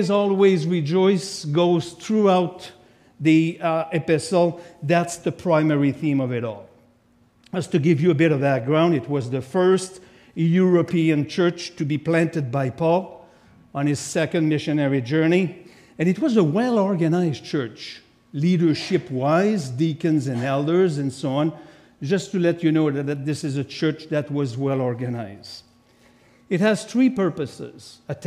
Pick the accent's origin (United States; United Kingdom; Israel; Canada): Canada; Quebec; accent: French; English is a second language; I'm from Quebec, so of course I have a French accent